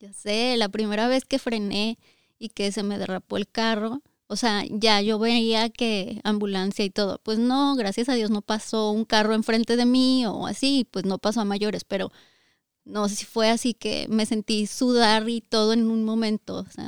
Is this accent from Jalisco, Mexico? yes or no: no; Zacatecas, Mexico; moved away as an adult; also born or lived in Aguascalientes; Nosotros somos de Zacatecas, pero ya teníamos seis años viviendo en Aguascalientes antes de venirnos aquí